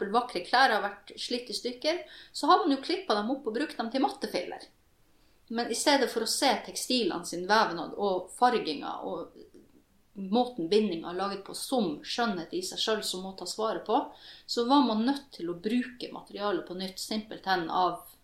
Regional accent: Norwegian / Kven, Northern Norway, Norway; jeg er jo like mye nordmann som jeg er kven. Mamma er jo norsk, og pappa er kven.

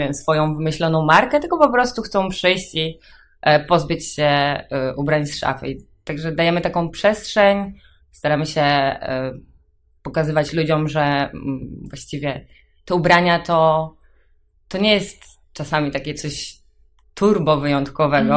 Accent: Grudziądz, Kuyavian-Pomeranian Voivodeship, Poland; ja jestem z Grudziądza

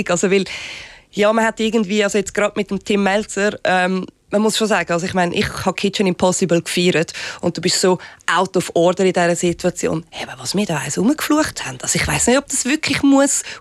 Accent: Switzerland; first language Swiss German; now in Germany; es ist auch jetzt gerade für mich unheimlich entspannend, Schweizerdeutsch zu reden. Weil das ist meine Muttersprache und nicht Hochdeutsch. Und das Schlimme ist halt einfach, ich bin in Deutschland immer ein Ausländer und in der Schweiz mittlerweile der Fremdgeher.

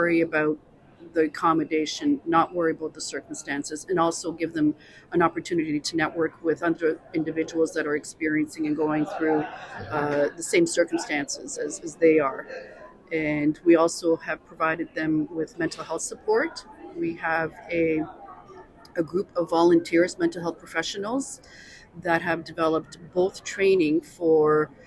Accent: Toronto, Ontario, Canada; I am also of Ukrainian background, although I was born here in Canada.

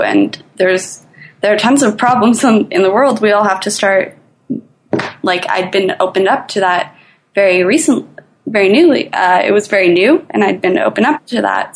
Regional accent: Toronto, Ontario, Canada; I'm from Toronto, Canada

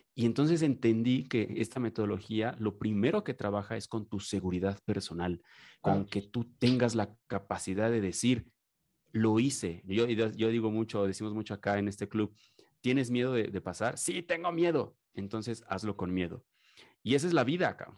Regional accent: Mexico

